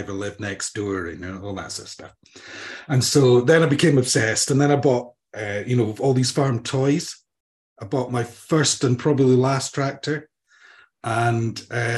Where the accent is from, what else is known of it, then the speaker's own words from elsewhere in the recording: Banffshire, Scotland, United Kingdom; also born or lived in Edinburgh; I was born in Edinburgh, 3 years in Edinburgh, moved up to a small hamlet in Banffshire.